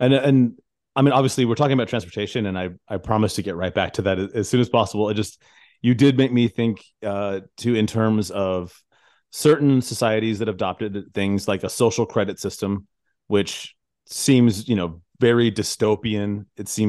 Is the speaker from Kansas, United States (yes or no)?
no; Tucson, Arizona, United States; born there; So I was born in Tucson, Arizona, and I still have family out there, and I still visit.